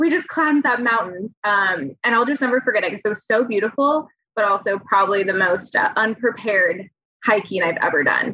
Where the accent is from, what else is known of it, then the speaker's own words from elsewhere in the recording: California, United States; moved away as an adult; now in Oregon, United States; I grew up in California